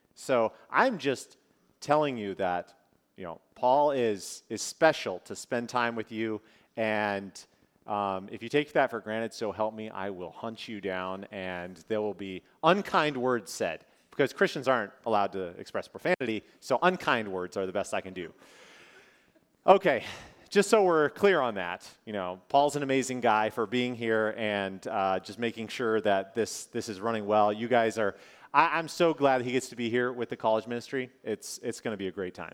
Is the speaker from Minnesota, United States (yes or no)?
yes; northern Minnesota, United States; moved away; also born or lived in California; I grew up in Minnesota